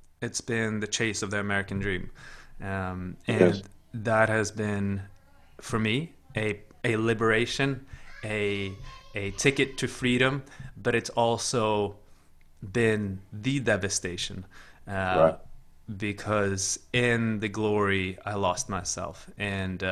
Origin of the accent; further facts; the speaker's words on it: Sweden; now in United States; growing up in Sweden